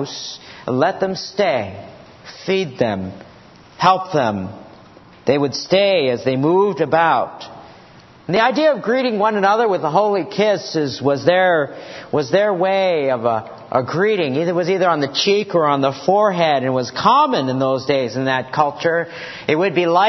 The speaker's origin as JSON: {"language": "English", "town": "Washington", "region": "District of Columbia", "country": "United States", "tie": "born or raised there", "said": "I grew up in Georgetown over there by Bowling Field."}